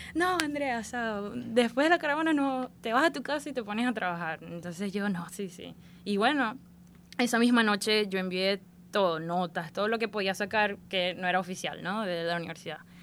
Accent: Maracaibo, Zulia, Venezuela; accent: maracucha; moved away as an adult; also born or lived in Tampa, Florida; now in United States; Nací en Maracaibo este, y crecí en Maracaibo, sí. Hasta viví en Maracaibo hasta la edad recién cumplidos los 21 años.

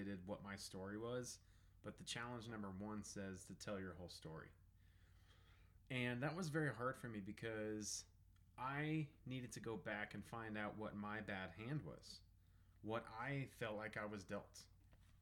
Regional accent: Southern Colorado, United States; I was raised in Southern Colorado

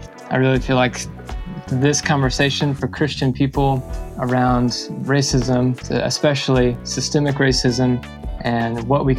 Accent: Little Rock, Arkansas, United States; I grew up in Arkansas. I grew up in Little Rock

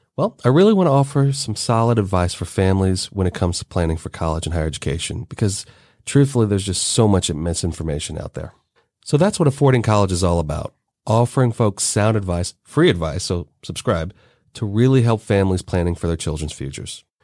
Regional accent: Cincinnati, Ohio, United States; I grew up in Cincinnati in the suburbs

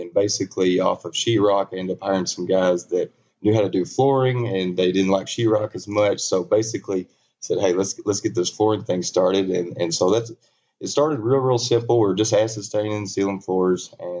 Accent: Bono, Arkansas, United States; We were born and raised, Felicia and I both from the same town, Bono, Arkansas. 1,200-person town, you know, one stoplight. There's two now. And it's grown rapidly.

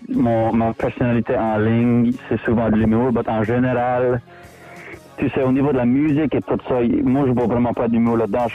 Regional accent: Canada; born or raised there

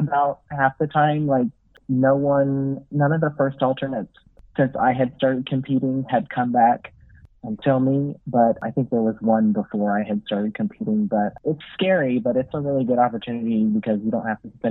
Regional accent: Oklahoma, United States; moved away as an adult; now in Arkansas, United States; We grew up in Oklahoma

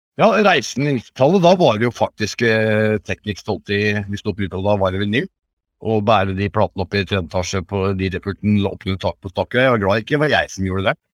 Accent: Tønsberg, Vestfold, Norway; moved away as an adult; now in Hemsedal, Norway; Jeg er fra Tønsberg

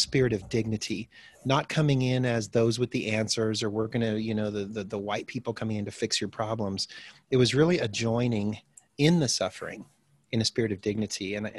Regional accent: DR Congo; also born or lived in Midwest, United States / Botswana; Well, I'm originally from the Midwest, United States here. My parents were farming families, but they decided to become missionaries in Africa, starting in the early 70s, or late 60s, early 70s. And so I spent my early childhood in Zaire, which is now the Democratic Republic of Congo.

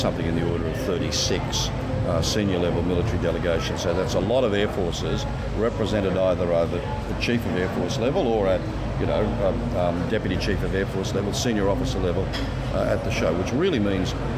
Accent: Sydney, New South Wales, Australia; moved away; I come from Sydney originally

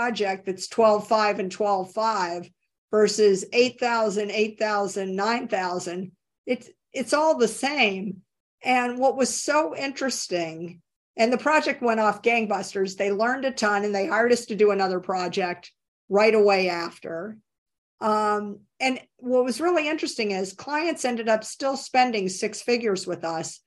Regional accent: Tennessee, United States; I grew up in Tennessee

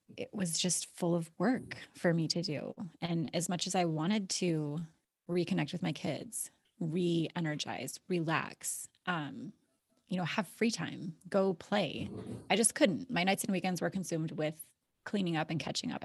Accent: Alaska, United States; moved away as an adult; I was born and raised in Alaska

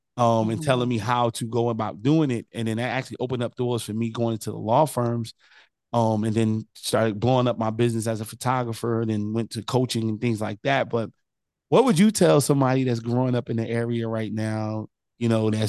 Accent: New Jersey, United States; Oh no, it's just so funny because again, I'm a transplant. I came from New Jersey, went to Benedict.

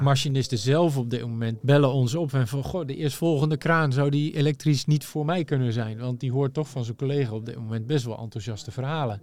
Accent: Netherlands; wij daar als Nederlanders

